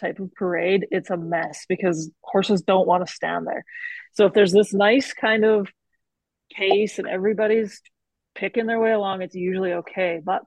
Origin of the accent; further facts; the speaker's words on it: Calgary, Alberta, Canada; We're from Calgary